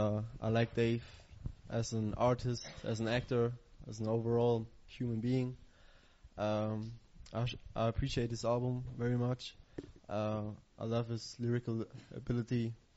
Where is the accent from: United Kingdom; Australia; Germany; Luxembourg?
Germany; I'm from Germany.